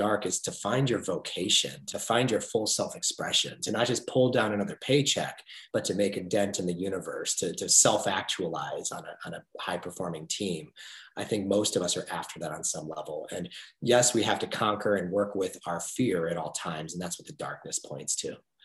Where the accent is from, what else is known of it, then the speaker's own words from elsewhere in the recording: United States; the great biographies of business leaders that I grew up on in America